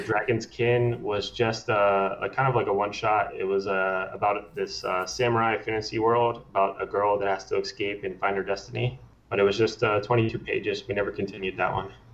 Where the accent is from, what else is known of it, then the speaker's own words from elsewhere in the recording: Maryland, United States; moved away as an adult; now in California, United States; I am from Maryland, um, and then I moved out to California on my own when I was 19